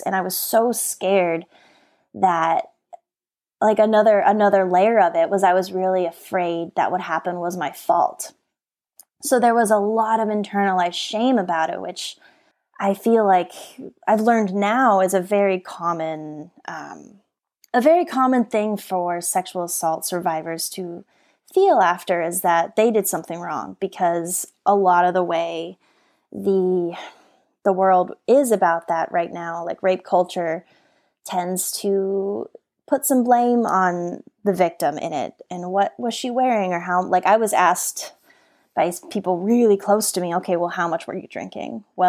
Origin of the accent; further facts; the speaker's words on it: Colorado, United States; now in California, United States; which made me decide I wanted to move to California because I grew up in Colorado where there are no dolphins there.